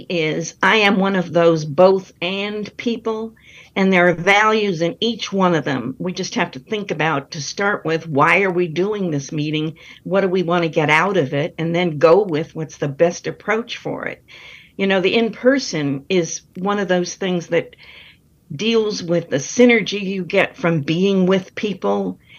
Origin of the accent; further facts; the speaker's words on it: North Carolina, United States; So I'm always proud to be saying I'm from North Carolina.